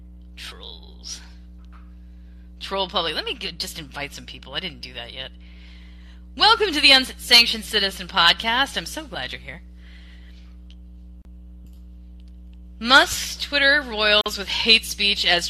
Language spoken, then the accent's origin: English; United States; me being an American and me being something other than Muslim